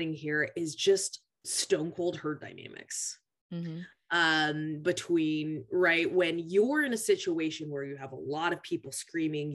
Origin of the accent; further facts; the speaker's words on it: Tacoma, Washington, United States; I grew up in Pierce County 4-H, which Pierce County is a relatively more diverse county just because we have the military.